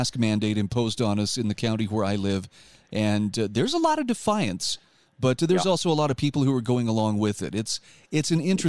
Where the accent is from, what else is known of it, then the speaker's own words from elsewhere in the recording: Utah, United States; my home state of Utah